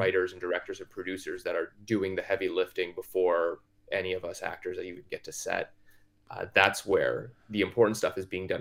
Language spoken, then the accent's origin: English; Toronto, Ontario, Canada; I grew up in Scarborough, Ontario, which is a suburb of Toronto